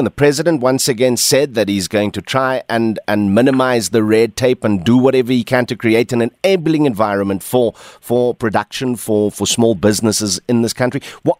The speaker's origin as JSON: {"language": "English", "town": "Atlantis", "region": "Western Cape", "country": "South Africa", "tie": "born or raised there", "said": "My hometown of Atlantis"}